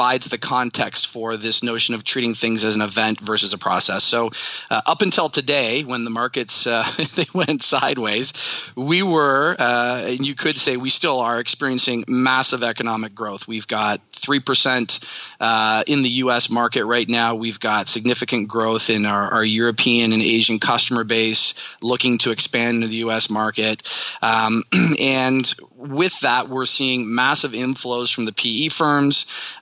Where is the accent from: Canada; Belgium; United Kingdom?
Canada; moved away as an adult; also born or lived in Pittsburgh, United States; now in United States; I am a Canadian, and I have spent most of my career living and working in the U.S.